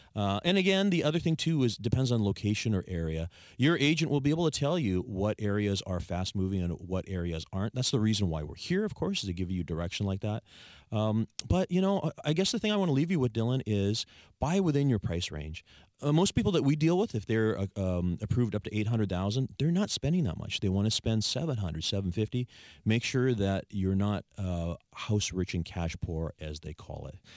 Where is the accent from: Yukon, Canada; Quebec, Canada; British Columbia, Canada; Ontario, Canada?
British Columbia, Canada; Saanich; I was born and raised in Sanish, Sanish resident